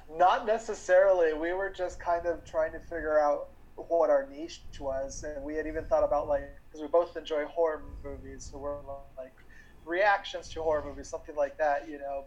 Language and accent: English; New Mexico, United States; growing up in New Mexico in the Southwest.